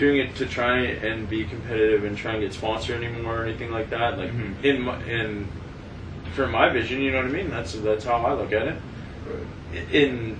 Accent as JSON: {"language": "English", "town": "Sudbury", "region": "Ontario", "country": "Canada", "tie": "born or raised there", "said": "We moved from, like, the South End of Sudbury to the Valley"}